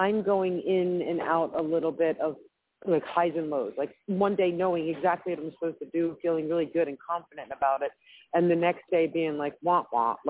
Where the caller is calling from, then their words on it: Philadelphia, Pennsylvania, United States; Hi, Claire Candy. … from Philadelphia.